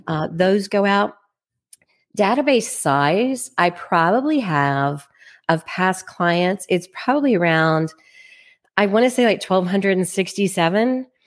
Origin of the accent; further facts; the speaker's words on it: Plano, Texas, United States; now in Kansas City, United States; I am originally from Plano, Texas. That's where I was raised